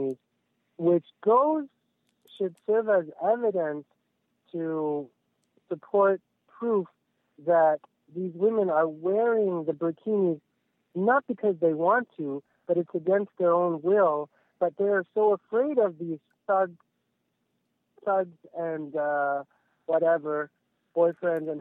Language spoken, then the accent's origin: English; Lebanon; moved away; I come from Lebanon.